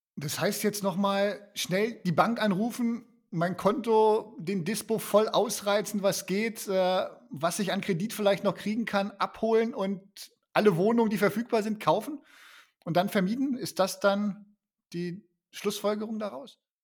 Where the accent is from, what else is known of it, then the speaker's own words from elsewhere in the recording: Germany; wir als Deutsche